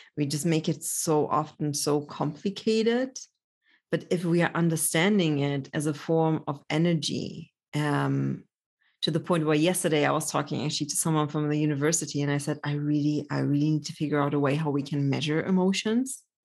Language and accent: English; Germany; also born or lived in Poland; I was born in Poland, grew up in Germany